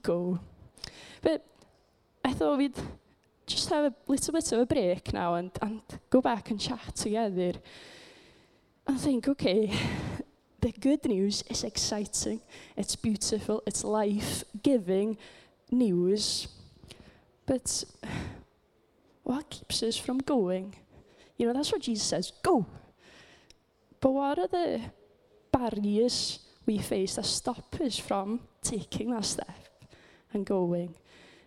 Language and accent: English; Wales, United Kingdom; I come from Wales, just in case you didn't know. And I come from quite a small community, because it's a Welsh-speaking community